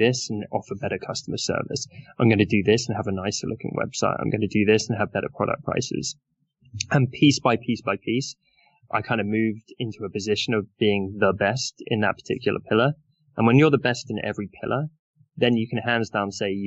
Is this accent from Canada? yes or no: no; United Kingdom; I'm British